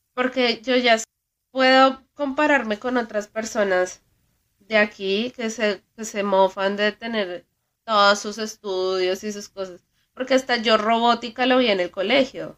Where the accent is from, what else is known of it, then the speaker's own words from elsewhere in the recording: Colombia; now in United States; Sigo siendo muy colombiana